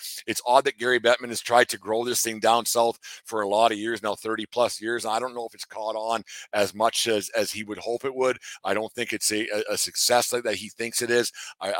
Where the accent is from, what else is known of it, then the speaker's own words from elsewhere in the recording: Canada; I will watch because you're supposed to as a Canadian